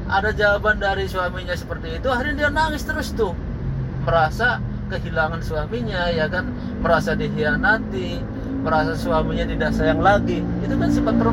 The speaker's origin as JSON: {"language": "Indonesian", "town": "Cirebon", "region": "West Java", "country": "Indonesia", "said": "saya ini orang Cirebon bu ya kan saya orang Cirebon"}